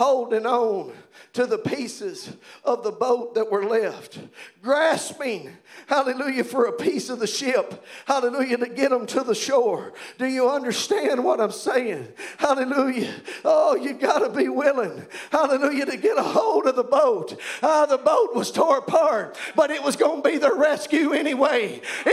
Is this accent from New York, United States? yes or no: no; Providence, Kentucky, United States; I'm from Providence, y'all, Kentucky.